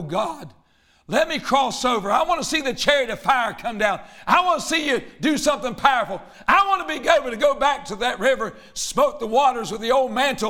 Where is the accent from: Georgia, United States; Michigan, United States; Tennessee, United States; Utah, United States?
Tennessee, United States; Murfreesboro; And I guess I came all the way from Murfreesboro, Tennessee to tell you this.